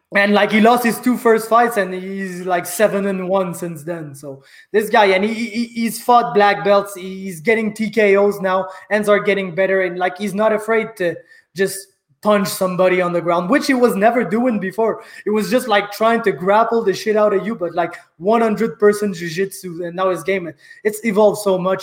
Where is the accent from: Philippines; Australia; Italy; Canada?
Canada; Saint-Jean-sur-Richelieu, Quebec; from my hometown of Saint Jean sur Richelieu